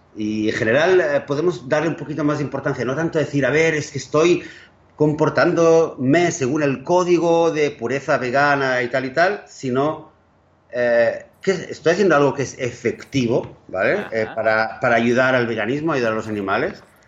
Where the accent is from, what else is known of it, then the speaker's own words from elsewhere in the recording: Barcelona, Catalonia, Spain; now in Israel; Barcelona, donde yo nací